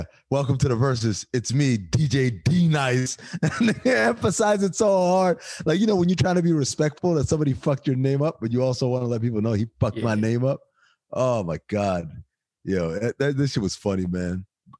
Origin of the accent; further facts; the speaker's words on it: Cleveland, Ohio, United States; What? I'm from Cleveland.